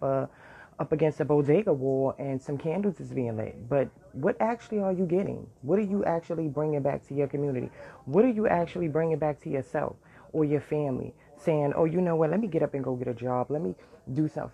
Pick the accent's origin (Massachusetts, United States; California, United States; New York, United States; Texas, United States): New York, United States; New York City; I lived in the worst area growing up in Brooklyn and Bed-Stuy